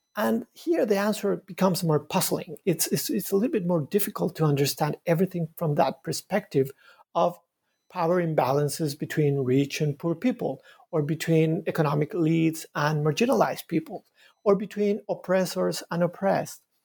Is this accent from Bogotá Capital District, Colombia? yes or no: yes; Bogota, Bogotá Capital District, Colombia; moved away as an adult; now in Montreal, Canada; I was, uh, born in Bogota in Colombia. I was raised in, in a, in a very crowded city, Bogota.